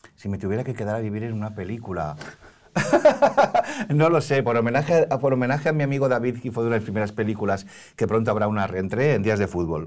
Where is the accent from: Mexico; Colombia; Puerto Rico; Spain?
Spain; Barcelona, Catalonia; now in Madrid, Spain; crecí en la Barceloneta de las Ramblas